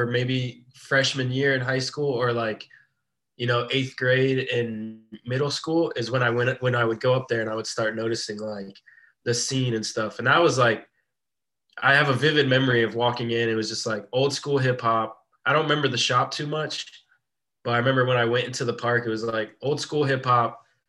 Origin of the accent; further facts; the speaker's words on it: Tampa, Florida, United States; born and raised in Tampa.